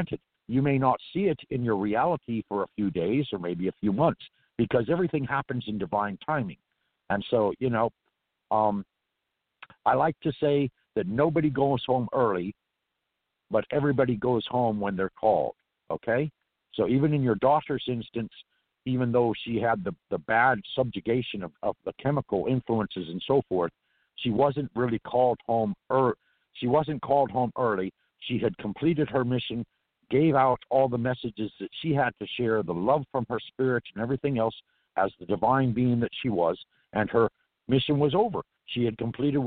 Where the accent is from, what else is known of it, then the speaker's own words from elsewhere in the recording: California, United States; accent: Irish; also born or lived in New Orleans; I'm from California